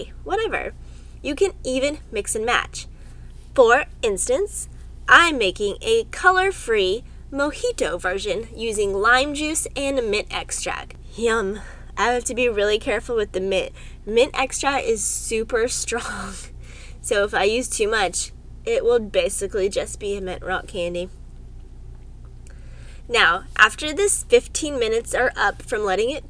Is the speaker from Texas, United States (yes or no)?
yes; Austin, Texas, United States; I grew up in Austin, Texas